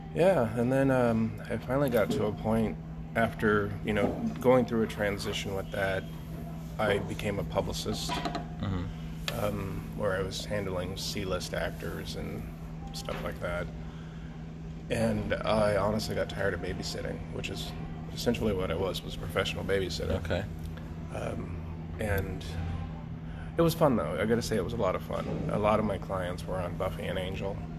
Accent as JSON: {"language": "English", "town": "Cheyenne", "region": "Wyoming", "country": "United States", "tie": "born or raised there", "said": "growing up in Cheyenne, Wyoming"}